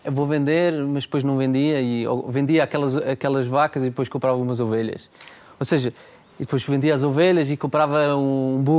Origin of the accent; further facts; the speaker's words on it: Germany; born there; Os meus avós uh, foram, emigraram para a Alemanha, eu, eu já nasci na Alemanha, um, ah, e, e, depois voltaram.